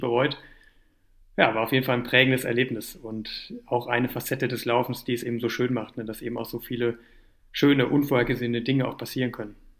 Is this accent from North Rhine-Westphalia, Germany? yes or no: yes; Düsseldorf, North Rhine-Westphalia, Germany; now in Cologne, Germany; Geburtsstadt, ne, in Düsseldorf